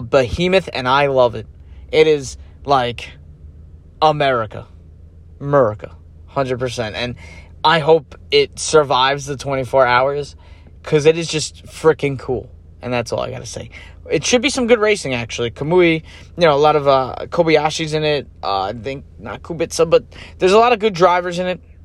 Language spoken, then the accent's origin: English; United States; as an American, as a NASCAR fan as well